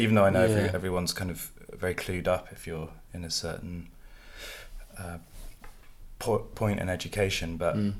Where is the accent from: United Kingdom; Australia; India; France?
United Kingdom; Stroud, South West England; I grew up in Stroud, in Gloucestershire